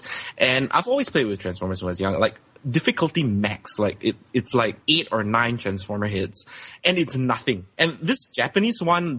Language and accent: English; Singapore; I'm from Singapore